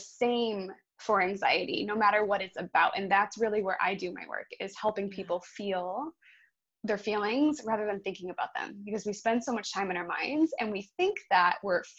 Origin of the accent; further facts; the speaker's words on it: Buffalo, New York, United States; now in Redondo Beach, United States; I am from Buffalo, New York